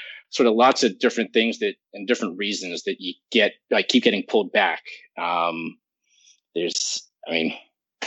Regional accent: New York City, New York, United States; I grew up in New York City

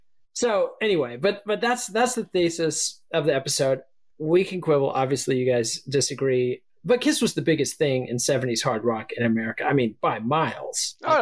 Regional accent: Texas, United States; you know, I'm from Texas. We don't know how to pronounce anything.

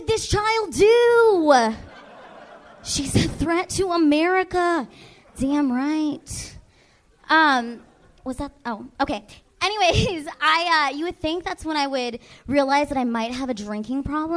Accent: Seattle, Washington, United States; moved away; I'm originally from Seattle, home of Starbucks

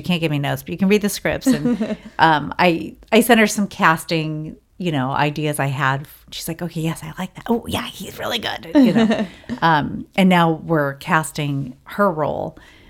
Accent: Ireland; And I said, well, I'm the Irish woman, and this TV show I just worked, they put me in a black wig.

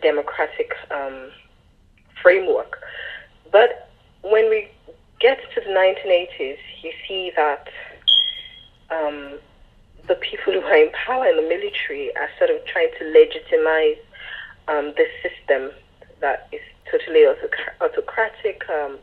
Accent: Lagos, Nigeria; moved away; I was born in Lagos and then lived elsewhere, and by the time I started writing Stay With Me, I was living in Lagos

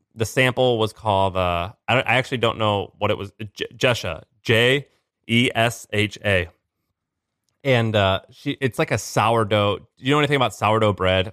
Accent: St. Louis, Missouri, United States; moved away; I'm from Saint Louis, Missouri

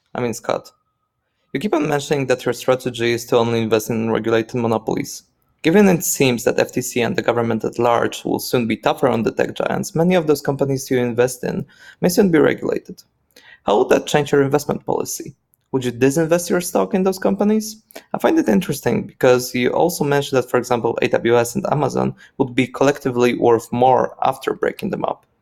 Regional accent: Poland; I'm from Poland.

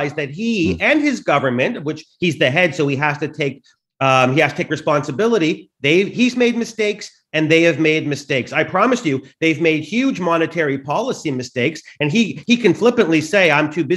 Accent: Canada; I'm Canadian

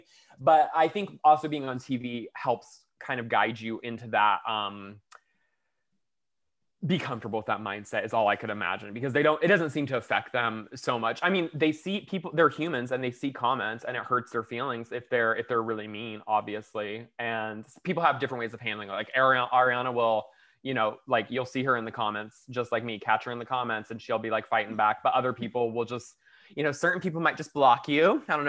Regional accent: the South, United States; Like, so me and Brittany are like friends because we're from the South

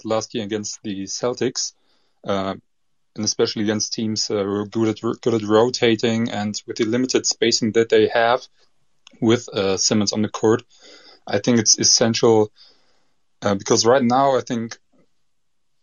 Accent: Germany; accent: German; English is a second language; my accent from Germany

